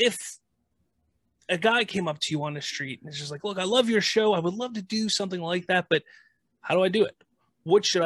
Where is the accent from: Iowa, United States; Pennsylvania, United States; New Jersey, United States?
Pennsylvania, United States; Pittsburgh; I'm from Pittsburgh